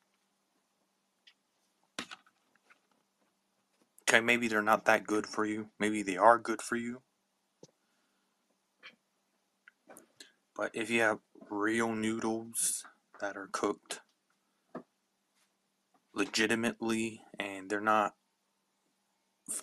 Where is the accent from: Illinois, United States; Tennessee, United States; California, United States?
California, United States; Palmdale; I am from Palmdale, California